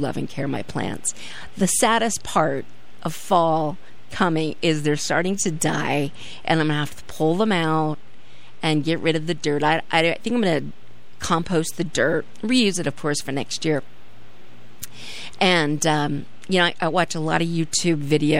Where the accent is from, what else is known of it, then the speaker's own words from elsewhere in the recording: California, United States; now in Norwich, United States; As a Californian